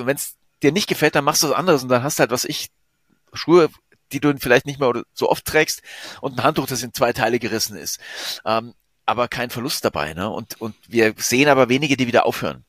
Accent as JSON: {"language": "German", "country": "Germany", "said": "bei uns in Deutschland"}